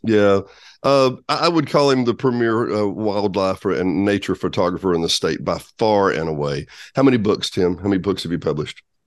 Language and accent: English; Benton, Arkansas, United States; also born or lived in Bryant, Arkansas; having always grown up in Arkansas myself, I grew up in Benton Bryant.